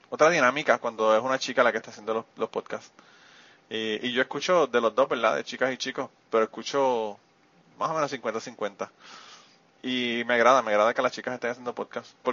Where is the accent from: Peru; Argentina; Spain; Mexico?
Spain; tienes más genética española que nosotros que somos de España y vivimos en España.